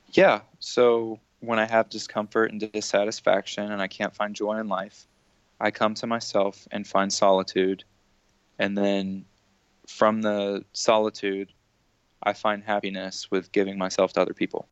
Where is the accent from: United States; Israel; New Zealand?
United States; I'm American